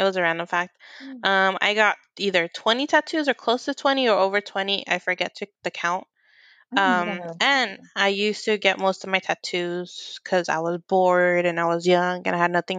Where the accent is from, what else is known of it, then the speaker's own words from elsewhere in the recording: California, United States; born there; No, I was born in California.